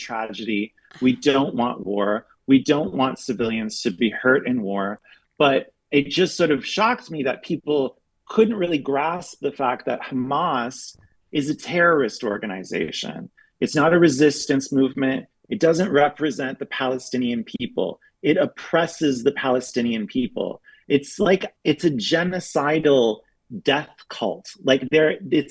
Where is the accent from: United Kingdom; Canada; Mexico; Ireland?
Canada; moved away as an adult; also born or lived in Berlin, Germany / Europe; now in United States; I'm Canadian, but I've been living in Europe for the past 12 years